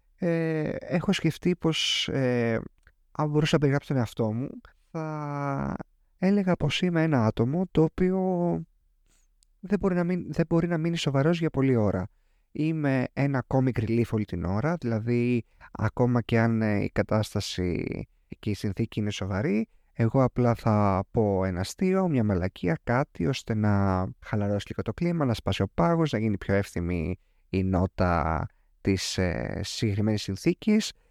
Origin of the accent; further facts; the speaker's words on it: Ioannina, Epirus, Greece; Εγώ μεγάλωσα σε αυτό χωριό τέλος πάντων, στα Γιάννενα